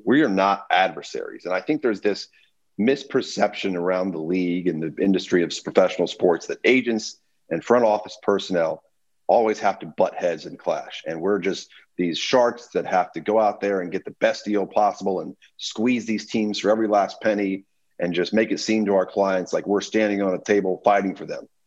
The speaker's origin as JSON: {"language": "English", "town": "Memphis", "region": "Tennessee", "country": "United States", "tie": "born or raised there", "said": "I grew up in Memphis"}